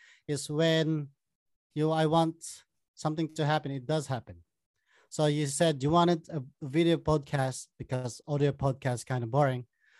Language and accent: English; Ilocos Region, Philippines; first language Tagalog; English is a second language; moved away as an adult; also born or lived in Dubai; I was born in the Philippines from Pangasinan.